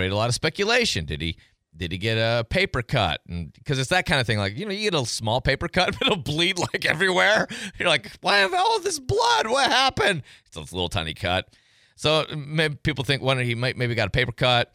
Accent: Madison County, Tennessee, United States; born or raised there; now in Pensacola, United States

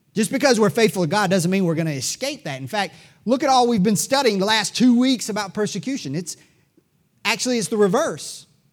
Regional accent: United States; We Americans

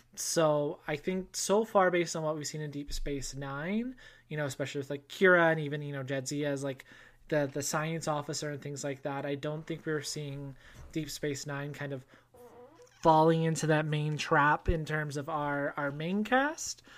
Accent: Canada; your boy is Canadian

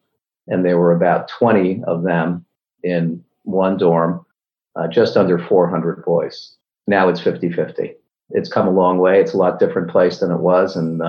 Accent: Cumberland, Maryland, United States; also born or lived in New Bedford, Massachusetts / New York; I was born in New Bedford, Massachusetts. My family soon moved to Cumberland, Maryland.

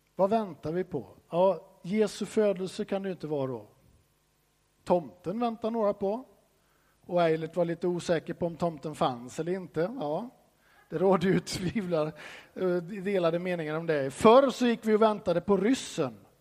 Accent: Sweden; som svensk så får man ju höra från barnsben att du ska inte tro att du är någonting

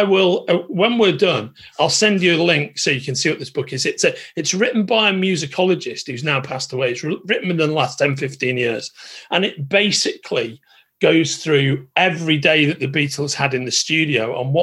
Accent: Merseyside, North West England, United Kingdom; I'm actually from Merseyside, born and raised.

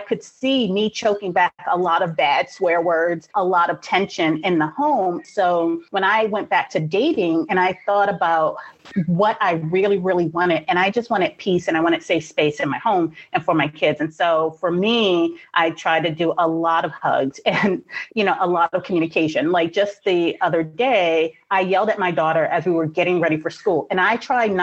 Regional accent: New York City, New York, United States; I grew up in Brooklyn in the 80s

